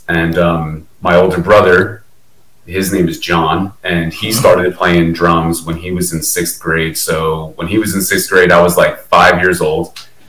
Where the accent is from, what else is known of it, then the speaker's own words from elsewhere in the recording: Old Bridge, New Jersey, United States; Well, I was born in New Brunswick, New Jersey, and I grew up in Old Bridge, New Jersey. It's about 40 minutes outside of New York City, 45 minutes outside of New York City.